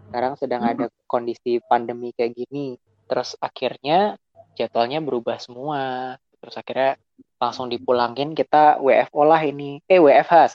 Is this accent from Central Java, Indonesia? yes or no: yes; Semarang, Central Java, Indonesia; born there; also born or lived in Yogyakarta; now in Sidoarjo, Indonesia; Asalku ribet sih. Aku lahir di Semarang. uh, kuliah di Jogja. Sekarang tinggal di Sidoarjo.